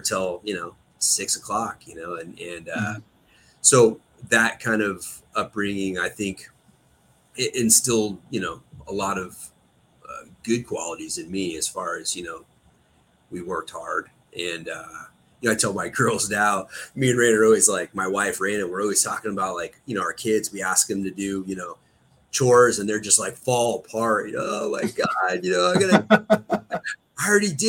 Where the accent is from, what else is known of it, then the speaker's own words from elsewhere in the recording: Pollock Pines, California, United States; Pleasant Valley, Pollock Pines area is kind of where I grew up. So just east of here.